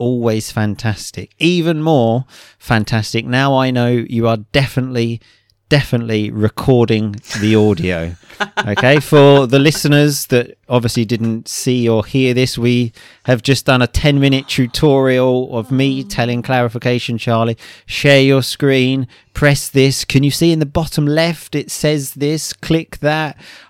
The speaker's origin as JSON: {"language": "English", "region": "England", "country": "United Kingdom", "said": "because I do find them a bit strange being an English man."}